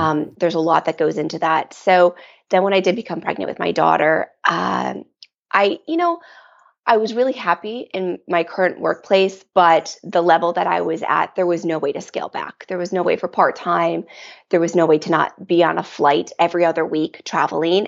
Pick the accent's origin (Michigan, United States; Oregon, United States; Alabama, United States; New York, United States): Michigan, United States; I grew up here in Michigan in the Midwest and a very traditional Midwest upbringing